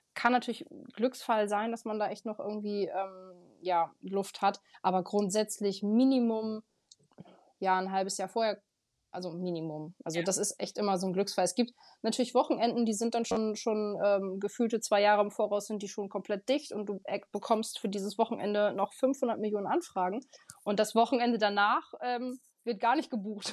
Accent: Aurich, Lower Saxony, Germany; ich komme aus Aurich, fotografiere hier Hochzeiten

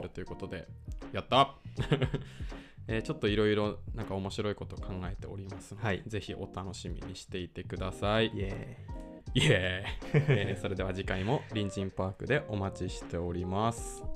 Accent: Takaoka, Toyama, Japan; born or raised there

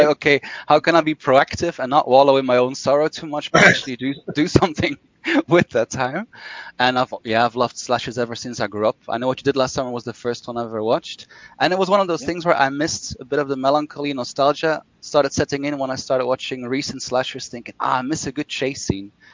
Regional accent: Brussels, Brussels-Capital Region, Belgium; set in Brussels, Belgium, my hometown.

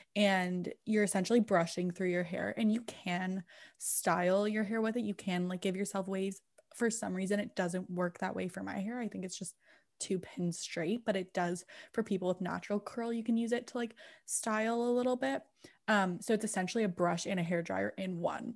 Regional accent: England, United Kingdom; I'm English, so English as in England

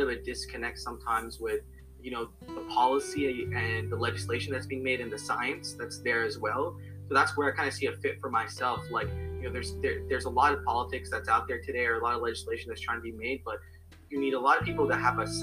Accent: New Jersey, United States; I'm from New Jersey, and locally I worked with Clean Water Action

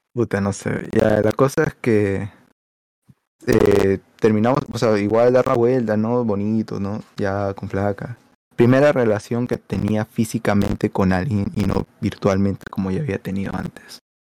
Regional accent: Lima, Peru; yo soy san Miguelino

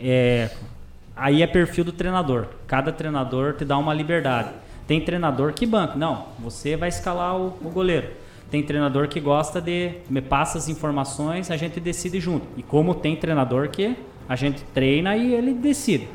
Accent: Irati, Paraná, Brazil; lá em Irati, na, na cidade que eu... Minha cidade natal

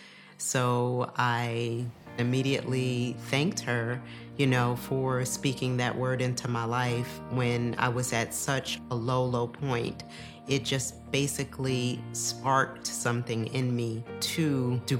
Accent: New York, United States; I grew up in New York

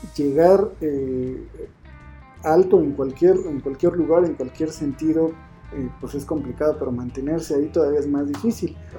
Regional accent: Mexico; nuestra idiosincrasia como mexicano

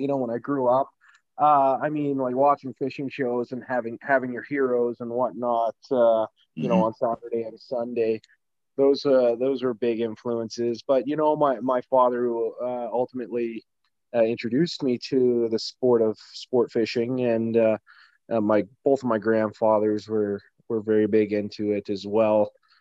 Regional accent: Liverpool, Nova Scotia, Canada; now in Fox Creek, Canada; I reside in Fox Creek, Alberta, but I'm actually born and raised in Liverpool, Nova Scotia, on the East Coast

